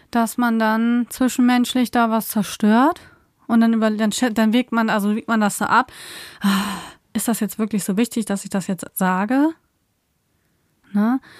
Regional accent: Germany; so sind wir als Deutsche eher Platzwart zu spielen.

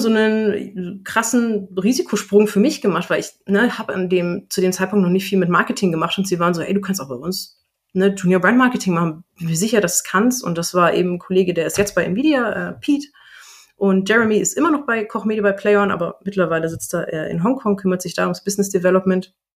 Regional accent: Bavaria, Germany; moved away; ich komme ja ursprünglich aus Bayern

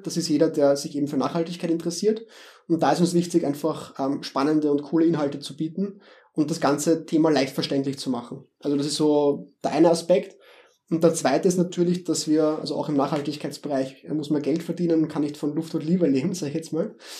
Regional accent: Vienna, Austria; accent: Viennese dialect; ich komme aus Wien, wie man vielleicht hört an meinem Dialekt

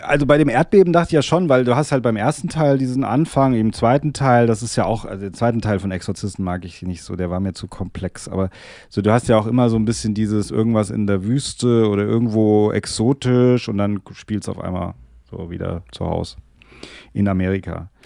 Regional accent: Germany; also born or lived in Darmstadt; bei uns in Deutschland

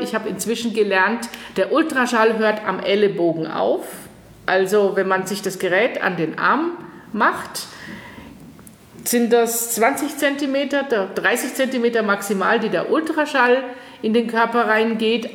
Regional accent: Würzburg, Bavaria, Germany; first language English and German; moved away as an adult; also born or lived in Munich / Japan; now in Hesse, Germany; Ich bin zweisprachig aufgewachsen im schönen Frankenland in Würzburg.

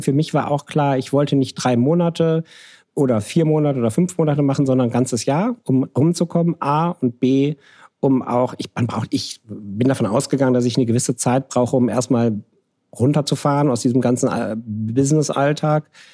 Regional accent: near Krefeld, North Rhine-Westphalia, Germany; moved away; Ich bin von Niederrhein. Ich komme aus der Gegend von. Wenn ich hier gefragt werde, komme ich offiziell immer aus Düsseldorf. Wenn Leute sich dann auskennen, komme ich aus Krefeld. Wenn sie sich noch besser auskennen, komme ich aus der Gegend bei Krefeld

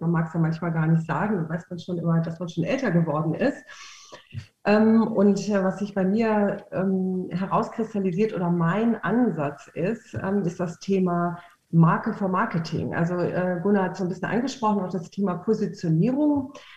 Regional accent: Cologne, North Rhine-Westphalia, Germany; ich komme aus Köln und aus dem schönen Rheinland

